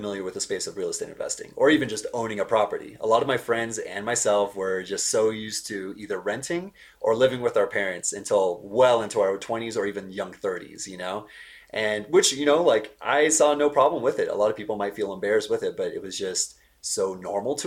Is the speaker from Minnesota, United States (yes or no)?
no; San Diego, California, United States; moved away as an adult; also born or lived in Bay Area; now in Denver, United States; I'm from San Diego, California. I was born and raised there